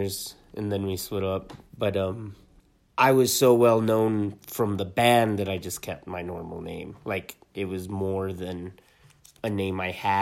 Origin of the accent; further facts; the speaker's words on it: Talpa, New Mexico, United States; I grew up in Talpa, which is just right south of Taos.